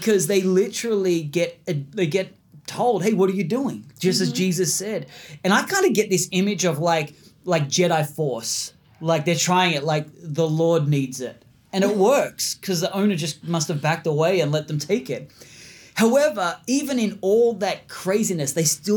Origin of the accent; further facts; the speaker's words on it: Australia; we're from Australia